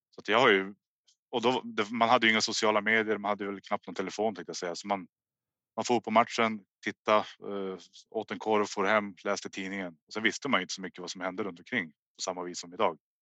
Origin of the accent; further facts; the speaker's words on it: Hörnefors, Västerbotten County, Sweden; jag är uppvuxen i Hörnefors.